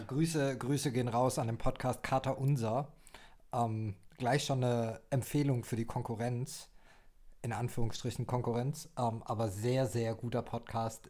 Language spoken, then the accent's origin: German; Heidelberg, Baden-Württemberg, Germany; also born or lived in Sydney, Australia; ich bin äh, gebürtiger Heidelberger und lebe jetzt wieder in der schönsten Stadt Deutschlands, welche auch Heidelberg ist.